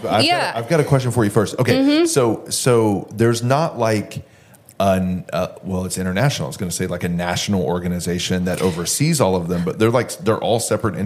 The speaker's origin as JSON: {"language": "English", "town": "Houston", "region": "Texas", "country": "United States", "tie": "born or raised there", "said": "I'm from Houston. Uh-huh. I'm a Houston native, originally from here."}